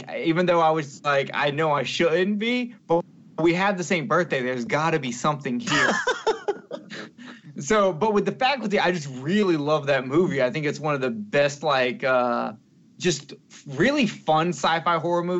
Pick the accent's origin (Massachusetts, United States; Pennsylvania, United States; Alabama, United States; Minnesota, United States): Alabama, United States; I'm from Alabama